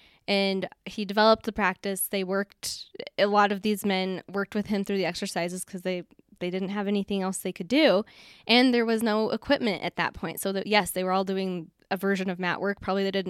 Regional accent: Colorado, United States; I'm from Colorado, so thankfully he decided to come this way, and that's how we met, and everything worked out for us.

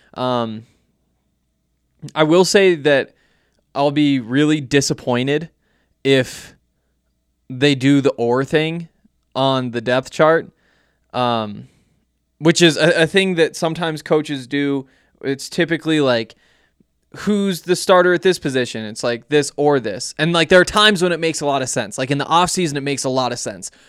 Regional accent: Montana, United States; I'm from Montana, went to the University of Montana

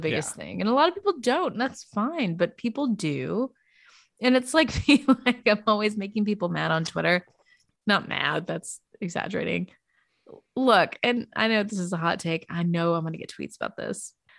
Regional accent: Arkansas, United States; I'm from Arkansas

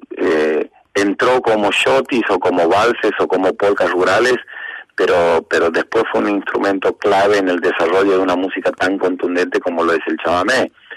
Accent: Apóstoles, Misiones, Argentina; nací en Apóstoles Misiones, capital nacional de la yerba mate

